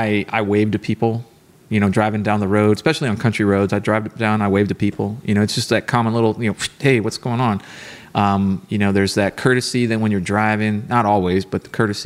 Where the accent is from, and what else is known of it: Texas, United States; born or raised there